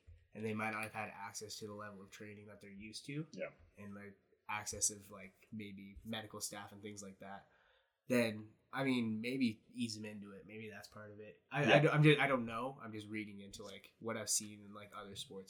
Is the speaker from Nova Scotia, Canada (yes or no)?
yes; Halifax, Nova Scotia, Canada; growing up in Halifax